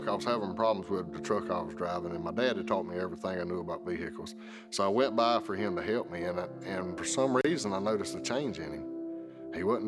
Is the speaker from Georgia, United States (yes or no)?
yes; South Georgia, United States; Growing up in South Georgia